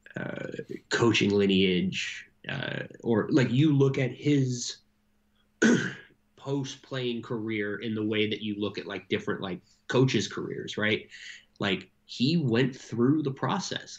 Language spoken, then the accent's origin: English; United States; as an American